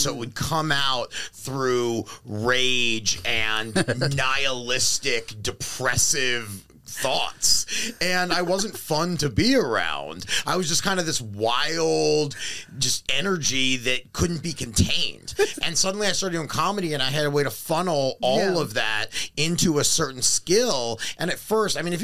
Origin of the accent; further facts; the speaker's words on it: Baltimore, Maryland, United States; moved away as an adult; now in Los Angeles, United States; growing up in Baltimore makes you hard, and then you come